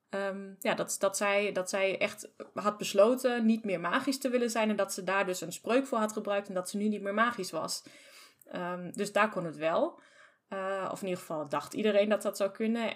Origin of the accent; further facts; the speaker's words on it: Germany; ik ken het als Duitser